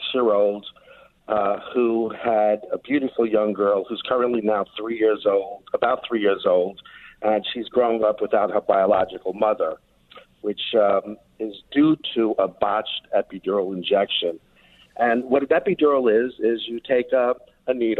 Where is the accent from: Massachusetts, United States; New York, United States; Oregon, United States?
New York, United States; accent: New York; you could probably tell from my accent, I'm a New Yorker.